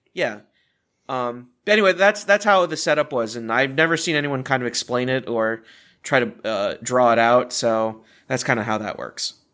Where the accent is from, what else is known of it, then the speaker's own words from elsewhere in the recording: Richmond, Virginia, United States; I grew up more on Kings Dominion because of where I was in Richmond, Virginia